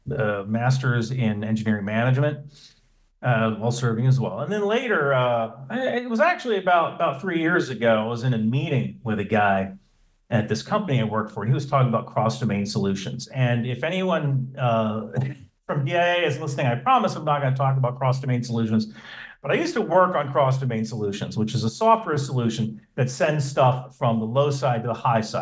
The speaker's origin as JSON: {"language": "English", "region": "New Jersey", "country": "United States", "tie": "born or raised there", "said": "so I, I grew up in New Jersey."}